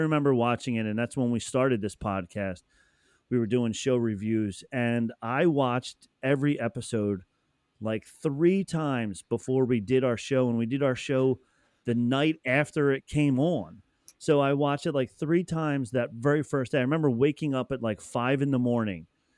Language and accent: English; Pennsylvania, United States; now in New Jersey, United States; I grew up in Pennsylvania, right on the other side of...